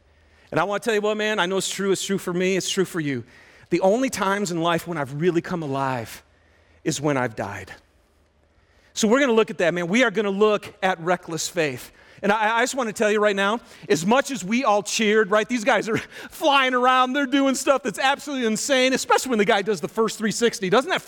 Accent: Michigan, United States; Little yellow Stingray bike, and I'm from Michigan, and I remember it was spring, and so it was starting to get warm, but there was still tons of snow

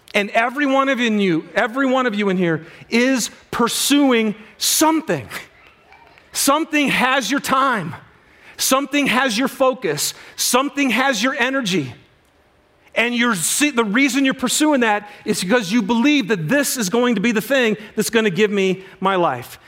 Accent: Michigan, United States; moved away; I'm from Michigan originally

